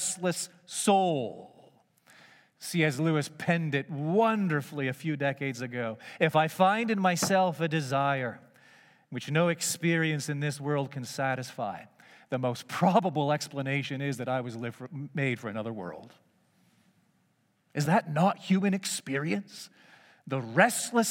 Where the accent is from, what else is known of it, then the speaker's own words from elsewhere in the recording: Markham, Ontario, Canada; I grew up in Markham, just northeast of the big city, and it was just a hamlet back in those days